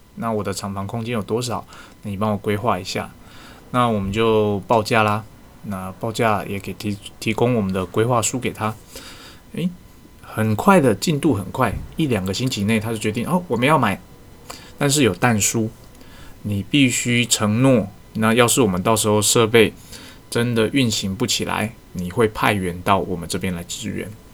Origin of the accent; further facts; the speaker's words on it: Taiwan; 我们台湾人